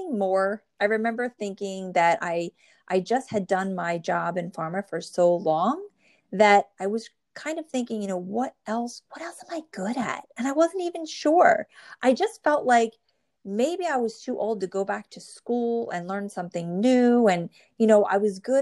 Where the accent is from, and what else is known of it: New Jersey, United States; born or raised there